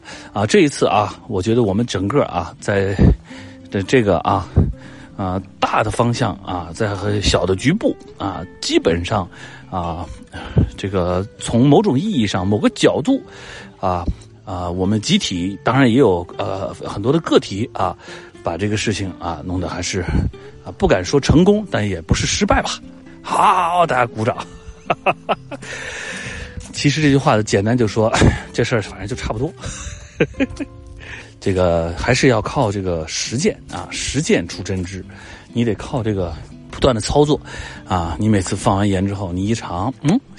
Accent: Hunan, China; 我小时候在我外公外婆家也是在湖南，就是我外公烧菜

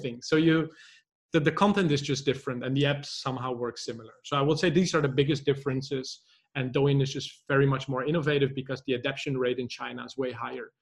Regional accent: Netherlands; moved away as an adult; also born or lived in Poznan, Poland; I'm actually originally from the Netherlands

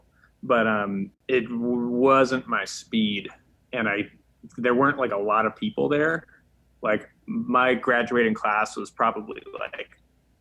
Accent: Massachusetts, United States; I grew up in Massachusetts. The Commonwealth.

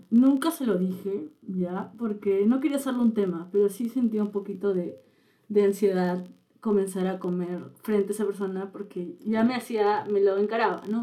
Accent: Lima, Peru; also born or lived in Chiclayo, Peru; yo nací en Chiclayo, que es una provincia de, Perú, y después vine a Lima

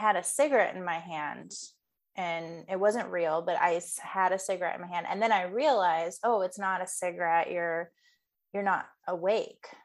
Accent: Midwest, United States; now in Northern California, United States; I grew up in the Midwest.

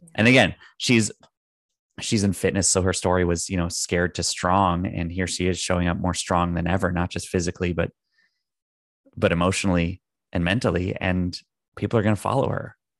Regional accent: Canada; I'm Canadian

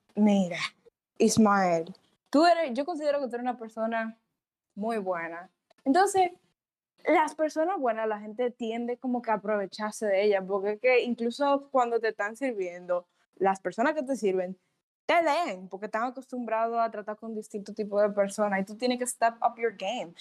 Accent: Dominican Republic; como mujer dominicana

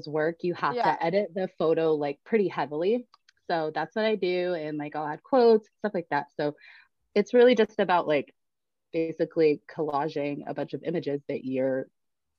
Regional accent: Atlanta, Georgia, United States; moved away as an adult; now in Ozarks, United States; I'm originally from Atlanta. Born and raised

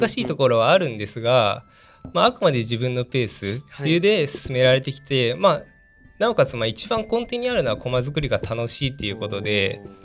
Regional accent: Aichi, Japan; 愛知県出身でして愛知県であの主に駒を作っておりまして

